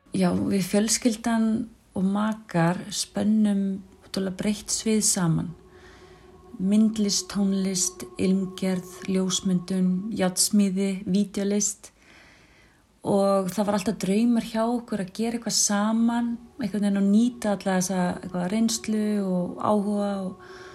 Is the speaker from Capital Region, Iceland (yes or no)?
yes; Mosfellsbær, Capital Region, Iceland; æskuminningum okkar og alast upp í Mósesveit